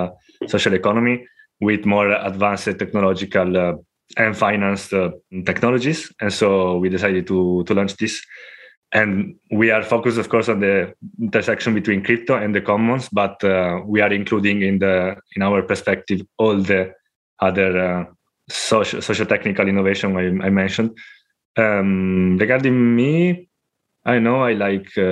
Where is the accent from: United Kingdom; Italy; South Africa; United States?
Italy; now in Spain; from Italy. Now living in Spain, and since many years